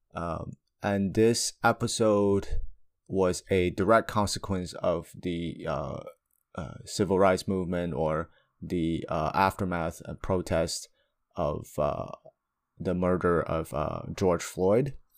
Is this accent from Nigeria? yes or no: no; China; moved away; I come from China